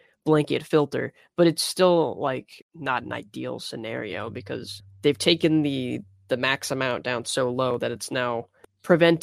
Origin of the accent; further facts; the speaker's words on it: United States; I'm American